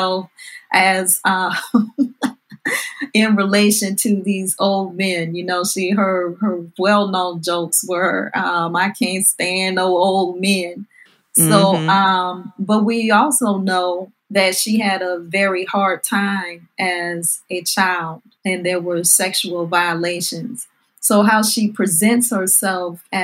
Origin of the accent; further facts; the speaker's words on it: the South, United States; I'm a Southern girl